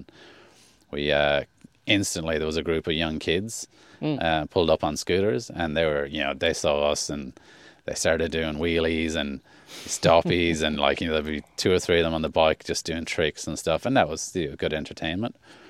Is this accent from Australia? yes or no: yes; Queensland, Australia; I traveled all over the country and all the way, basically Queensland was my home state, but I went to the Northern Territory, New South Wales, all over the place.